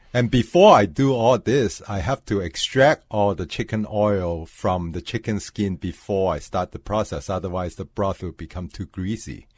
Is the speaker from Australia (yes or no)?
no; Hong Kong; now in Minneapolis, United States; I was born in Hong Kong